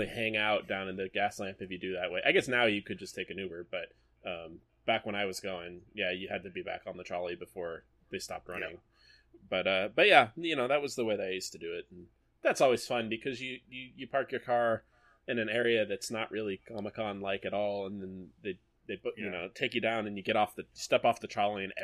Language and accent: English; San Diego, California, United States; we're all from San Diego, but none of us live kind of in the area